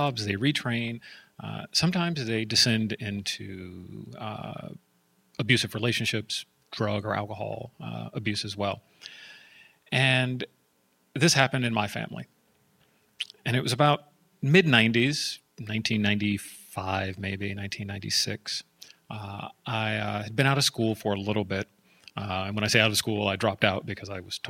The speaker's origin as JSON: {"language": "English", "town": "San Jose", "region": "California", "country": "United States", "tie": "born or raised there", "said": "I'm from Silicon Valley. I was born in San Jose, East San Jose to be exact"}